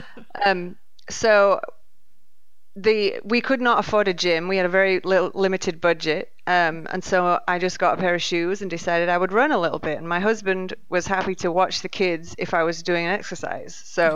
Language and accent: English; near Leeds, Yorkshire and the Humber, United Kingdom; moved away as an adult; now in Katy, Texas, United States; I was born in England, in Yorkshire, close to Leeds. Moved over here, 15 years ago